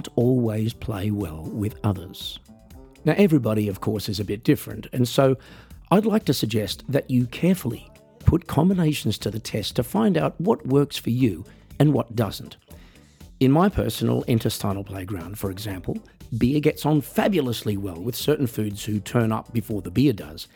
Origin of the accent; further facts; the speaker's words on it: Australia; I'm an Australian musician